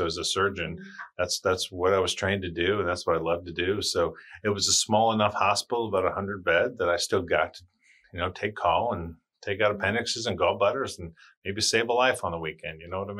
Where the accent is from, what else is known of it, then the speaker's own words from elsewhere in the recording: Charleston, South Carolina, United States; born there; And I was like, Demetra, I was born in Charleston. And she was like, oh, okay.